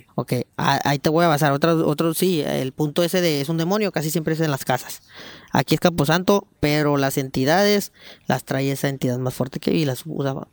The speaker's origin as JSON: {"language": "Spanish", "country": "Mexico", "said": "como todo mexicano"}